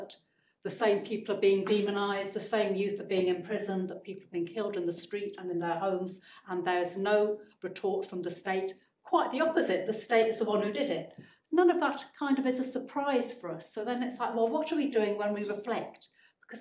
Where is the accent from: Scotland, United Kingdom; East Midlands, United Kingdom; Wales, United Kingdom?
East Midlands, United Kingdom; Leicester; I grew up in Leicester